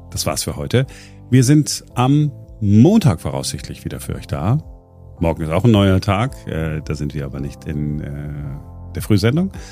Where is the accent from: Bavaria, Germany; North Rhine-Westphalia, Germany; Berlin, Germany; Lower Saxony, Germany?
North Rhine-Westphalia, Germany; früher hätte man gesagt, Ringelpiez mit anfassen, äh, da wo ich herkomme äh, im Ruhrgebiet.